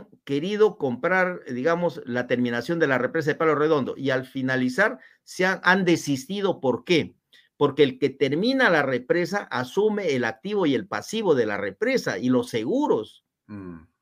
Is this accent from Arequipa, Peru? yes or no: no; Huamachuco, La Libertad, Peru; Sí, yo soy trujillano, yo nací en Guamachuco.